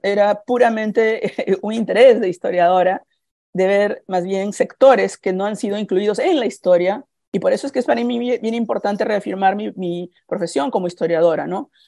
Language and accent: Spanish; Peru; now in California, United States; yo soy peruana